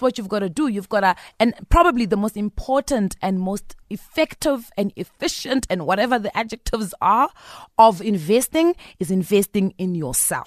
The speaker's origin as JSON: {"language": "English", "area": "Bushbuckridge", "region": "Mpumalanga", "country": "South Africa", "said": "I'm from Bush Park Ridge."}